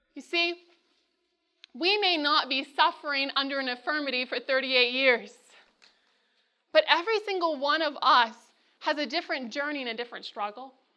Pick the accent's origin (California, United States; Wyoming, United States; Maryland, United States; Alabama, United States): California, United States; Northern; now in Loma Linda, United States; I'm from Northern California